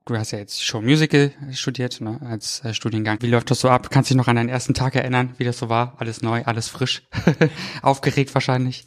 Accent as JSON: {"language": "German", "region": "Brandenburg", "country": "Germany", "moved": "yes", "lives_now": "Cologne, Germany", "said": "Also ich komme aus der Gegend tatsächlich aus Brandenburg ursprünglich ja."}